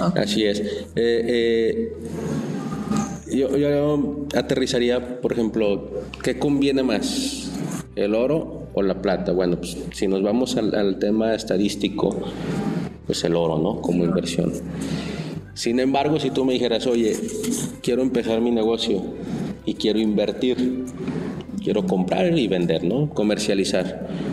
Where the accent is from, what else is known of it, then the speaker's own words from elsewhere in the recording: Mexico; nosotros mismos como mexicanos